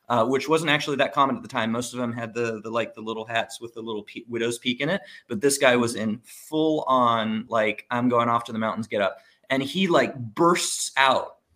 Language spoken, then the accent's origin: English; Monaco; moved away; I grew up in Monaco.